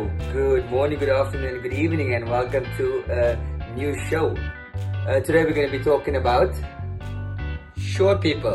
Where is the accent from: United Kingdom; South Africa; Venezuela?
South Africa; I'm from South Africa.